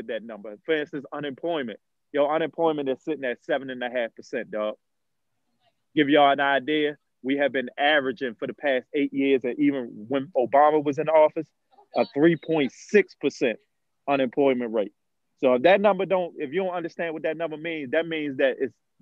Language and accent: English; Baltimore, Maryland, United States; I'm from Baltimore. As we know, I'm from Bmore. I'm from Emerson and Monroe, all the roughest neighborhoods